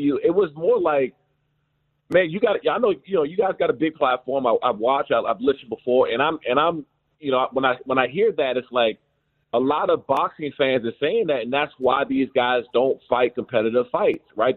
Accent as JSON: {"language": "English", "area": "Prince George's County", "region": "Maryland", "country": "United States", "said": "I'm from Prince George's County, Maryland, Washington, D.C. area"}